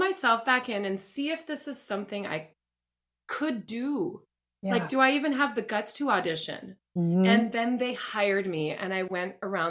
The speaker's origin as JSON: {"language": "English", "town": "Minneapolis", "region": "Minnesota", "country": "United States", "lives_now": "Sacramento, United States", "said": "I'm from Minneapolis originally, adored this theater company."}